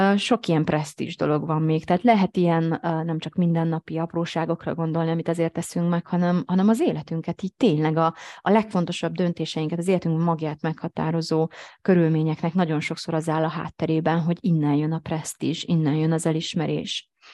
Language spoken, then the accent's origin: Hungarian; Hungary; én is magyar vagyok